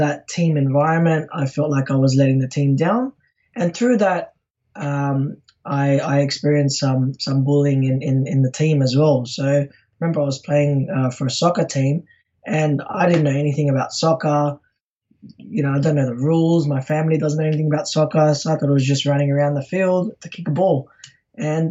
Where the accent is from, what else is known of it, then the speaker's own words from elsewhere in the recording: Sydney, New South Wales, Australia; I'm from Sydney, Australia